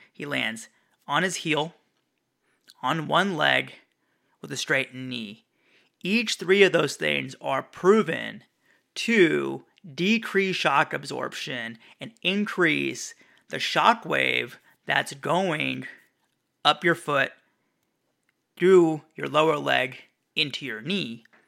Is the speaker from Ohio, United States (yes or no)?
no; Valencia, California, United States; my hometown of Valencia, California